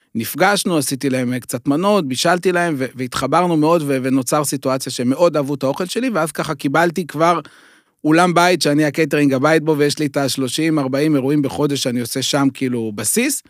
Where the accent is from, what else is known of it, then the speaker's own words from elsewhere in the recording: Beit Shemesh, Jerusalem District, Israel; אני גדלתי הרי באזור ירושלים, גרתי בבית שמש